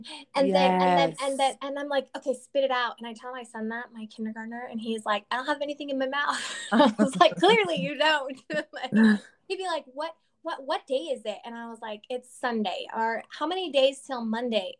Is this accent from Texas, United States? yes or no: yes; Texas, United States; moved away; I'm from Texas